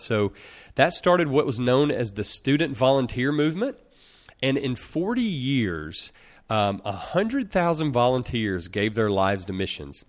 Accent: Russellville, Alabama, United States; the only person from my hometown of small town Russellville, Alabama, in rural Alabama

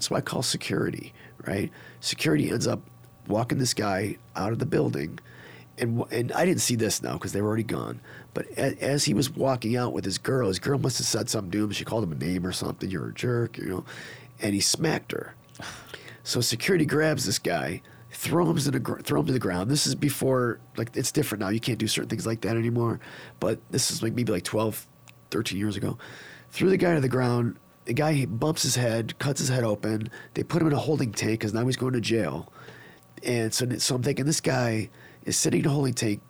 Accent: Niagara Falls, New York, United States; moved away; I'm from Niagara Falls, New York

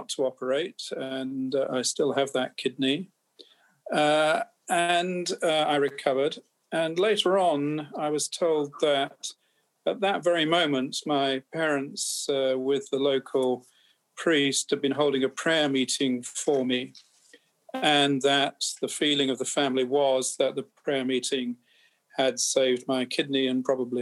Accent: England, United Kingdom; I'm an English physician.

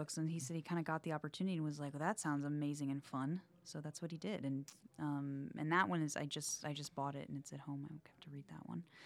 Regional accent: the South, United States; I'm from the South

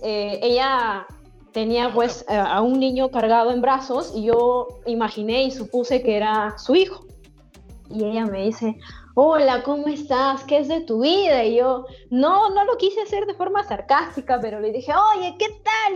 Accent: Paucará, Huancavelica, Peru; No es una ciudad, pero ojalá sea ciudad, mi pueblo, Paucará.

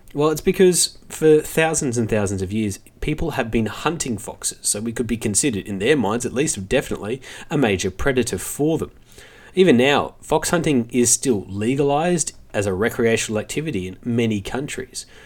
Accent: Australia; as Australian

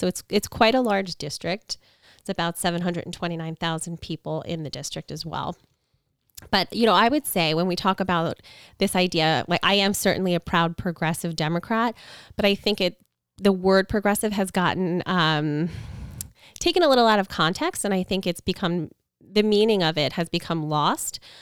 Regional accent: Long Island, New York, United States; I was born and raised in Long Island. I live here now with my family

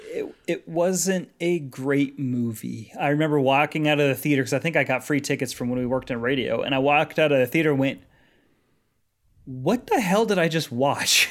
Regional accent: Colorado, United States; growing up in Colorado, landlocked

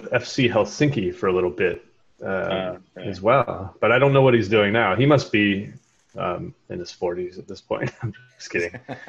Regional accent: Kentucky, United States; moved away as an adult; also born or lived in Monterey, California / Seattle; I grew up playing in Kentucky.

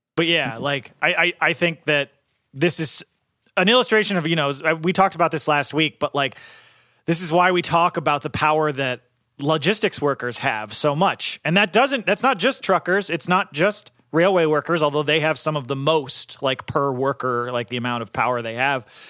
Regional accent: Northeast, United States; I'm from the Northeast

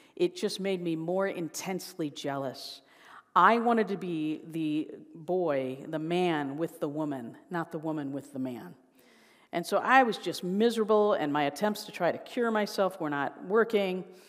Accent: Chicago, Illinois, United States; now in Indiana, United States; I, um, was born and raised in the Chicago area

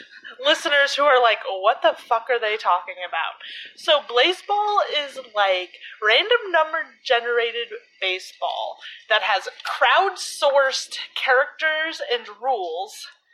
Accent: Chicago, Illinois, United States; We are from Chicago.

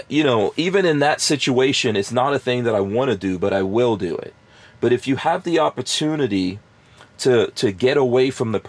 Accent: New York, United States; moved away as an adult; also born or lived in Florida; just like I was from New York

